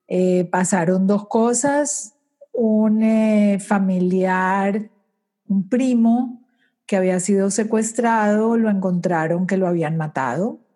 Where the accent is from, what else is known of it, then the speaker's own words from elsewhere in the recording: Colombia; moved away as an adult; now in Aventura, United States; Nací en Colombia, me casé en Colombia, tuve mis hijos en Colombia y tenía una compañía por 20 años de cosméticos